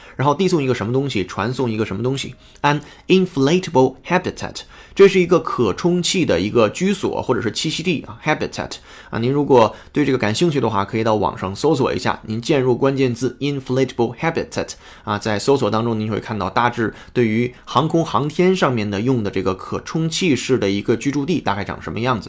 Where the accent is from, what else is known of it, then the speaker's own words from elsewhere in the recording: China; 我们中国人